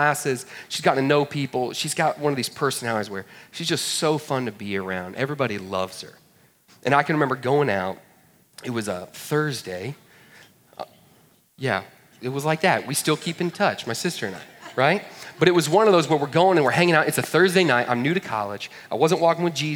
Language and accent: English; Woodstock, Georgia, United States; I'm like, it's a town called Woodstock.